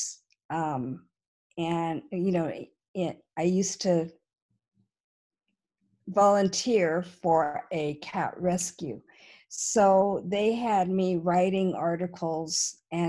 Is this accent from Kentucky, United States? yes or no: no; San Francisco Bay Area, California, United States; I was born and raised in the San Francisco Bay Area in California